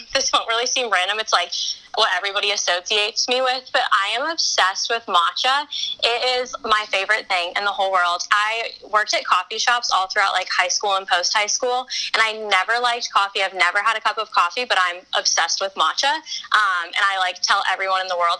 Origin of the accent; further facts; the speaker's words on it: Colorado, United States; I'm from Colorado